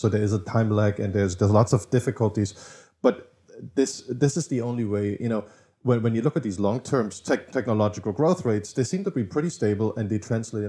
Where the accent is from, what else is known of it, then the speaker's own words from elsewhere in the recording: eastern Germany, Germany; So I grew up in Eastern Germany, and I saw like one country that was the same split up